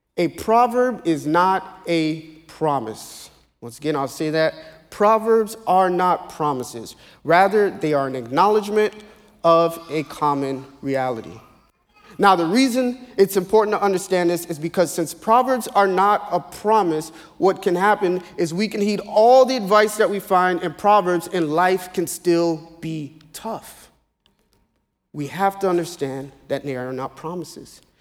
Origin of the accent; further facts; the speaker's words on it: Naples, Florida, United States; also born or lived in Ocoee, Florida; now in South Florida, United States; I was born in Naples, Florida